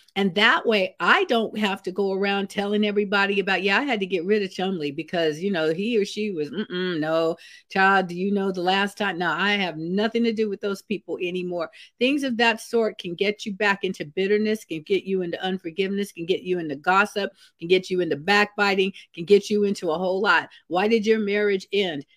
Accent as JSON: {"language": "English", "town": "Vallejo", "region": "California", "country": "United States", "tie": "born or raised there", "said": "where I grew up in Vallejo, California, I lived in a house with my grandmother for a lot of my, uh, growing up years"}